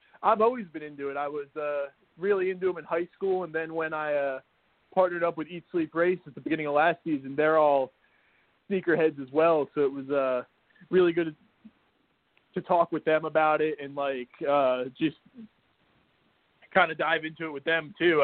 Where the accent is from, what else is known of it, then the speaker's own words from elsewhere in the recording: New Jersey, United States; I'm actually from New Jersey